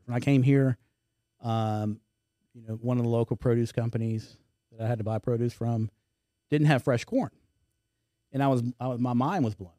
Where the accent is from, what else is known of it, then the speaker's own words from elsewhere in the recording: Houston, Texas, United States; moved away as an adult; now in Baton Rouge, United States; I grew up in Houston